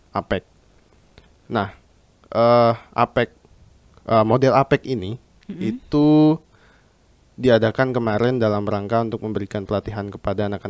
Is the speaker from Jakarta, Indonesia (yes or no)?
yes; Jakarta, Indonesia; Saya dari angkatan 2020, uh, tepatnya dari prodi uh, International Program for Law and Syariah, IPOLS di bawah Fakultas Hukum. Saya uh, berasal dari Jakarta